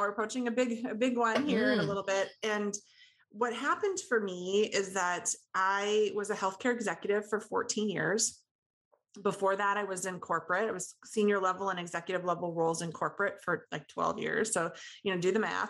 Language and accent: English; Midwest, United States; I'm from the Midwest, and I kind of blame it on Midwest work ethic a little bit